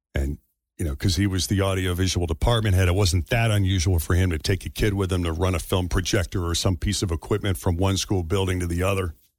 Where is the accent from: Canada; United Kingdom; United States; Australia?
United States; just outside Boston, Massachusetts; my hometown's public high school just outside Boston